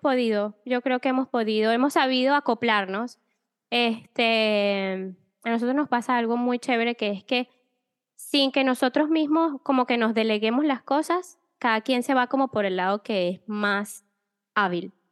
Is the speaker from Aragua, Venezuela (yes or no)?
yes; Maracay, Aragua, Venezuela; moved away as an adult; also born or lived in Spain; Yo soy venezolana, nací en Maracay, y mm, nada, viví toda mi vida allá y a los 10, no, 27 años más o menos, decidí salir de Venezuela